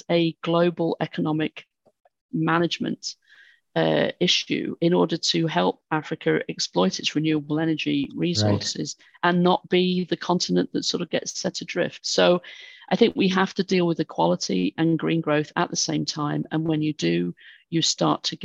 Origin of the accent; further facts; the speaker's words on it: United Kingdom; I'm British